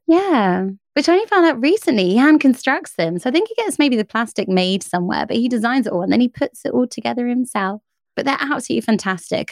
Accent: United Kingdom; I'm British

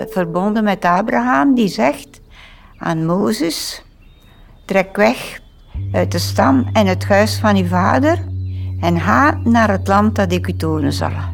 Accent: Vlierzele, Flanders, Belgium; moved away as an adult; also born or lived in South America; now in Aalst, Belgium; ik ben geboren in Vlierzelen. Dat is een klein dorp tegen uh, eh, Oordehem, Gent en zo.

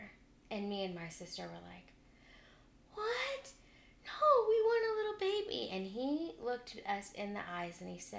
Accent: Round Rock, Texas, United States; also born or lived in Houston; I grew up in Round Rock my whole life, and I had to move my senior year of high school to Houston

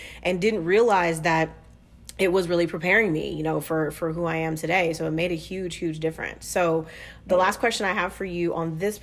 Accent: Southern California, United States; I'm also from Southern California

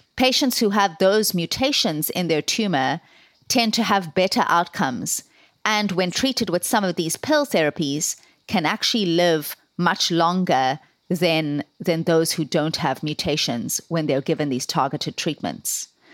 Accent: South Africa; moved away as an adult; now in Ireland; I am South African and, um, decided to move to Ireland in, uh, two thousand to do my medical training in Trinity College.

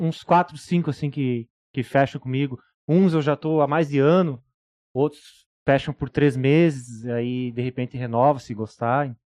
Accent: Uruguaiana, Rio Grande do Sul, Brazil; now in Balneário Camboriú, Brazil; eu sou de Uruguaiana, Rio Grande

